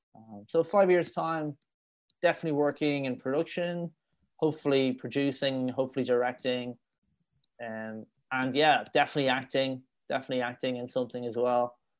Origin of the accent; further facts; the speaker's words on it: Dublin, Leinster, Ireland; accent: Irish; moved away as an adult; now in Madrid, Spain; growing up in Ireland. It was quite it was quite a rough upbringing in Dublin.